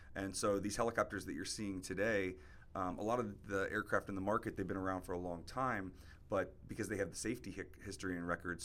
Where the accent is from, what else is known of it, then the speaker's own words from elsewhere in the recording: Jacksonville, Florida, United States; moved away as an adult; also born or lived in Singapore; now in South Florida, United States; I'm originally from Jacksonville, so growing up, I'd come down to South Florida pretty often to visit my grandma